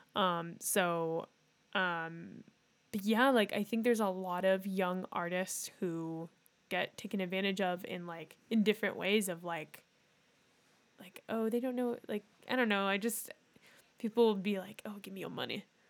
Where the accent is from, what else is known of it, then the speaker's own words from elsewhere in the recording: Northern California, United States; we're from Northern California